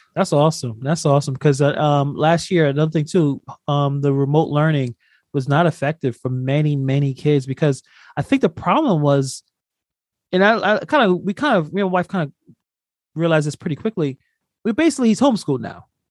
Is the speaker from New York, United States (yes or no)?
yes; New York City, New York, United States; I'm from New York. I'm from Brooklyn